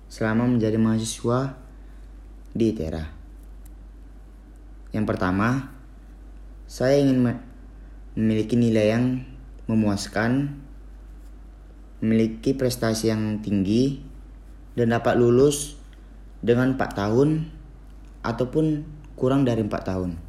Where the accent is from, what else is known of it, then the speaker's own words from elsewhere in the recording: Medan, North Sumatra, Indonesia; Umur saya 18 tahun Saya berasal dari kota Medan